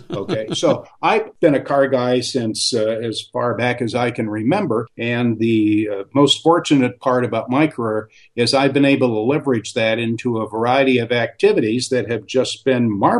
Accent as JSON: {"language": "English", "region": "Michigan", "country": "United States", "tie": "born or raised there", "said": "my home state of Michigan"}